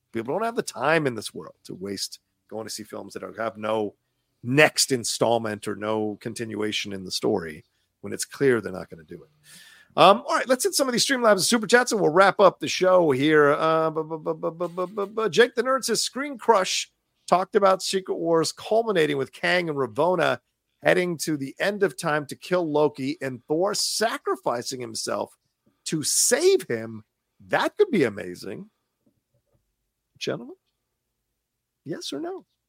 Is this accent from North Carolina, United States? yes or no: no; Virginia, United States; moved away as an adult; I grew up in Virginia twenty-six years